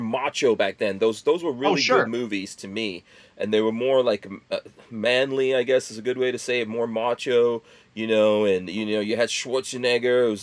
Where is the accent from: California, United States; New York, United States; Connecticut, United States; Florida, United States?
New York, United States; New York City; moved away; I was growing up in New York City, crack 80s and all